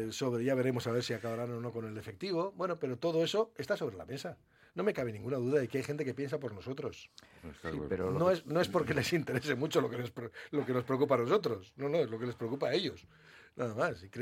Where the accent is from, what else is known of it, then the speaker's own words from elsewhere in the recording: Bilbao, Basque Country, Spain; yo también soy de Bilbao, acomplejado.